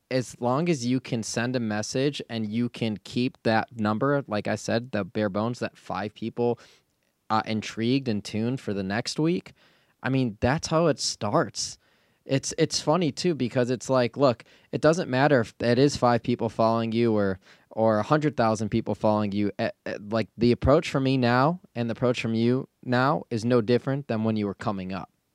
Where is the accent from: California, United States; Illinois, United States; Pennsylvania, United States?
Illinois, United States; Chicago; Growing up in the Chicagoland area, big, big influence from Harry Carey